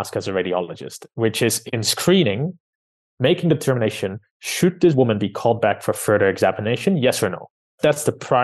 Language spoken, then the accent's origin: English; Amsterdam, North Holland, Netherlands; moved away as an adult; now in London, United Kingdom; I was born and raised in Amsterdam